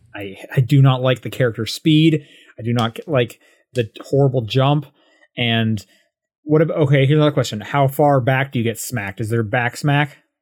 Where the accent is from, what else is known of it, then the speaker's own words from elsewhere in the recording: Calgary, Alberta, Canada; moved away; I'm from Calgary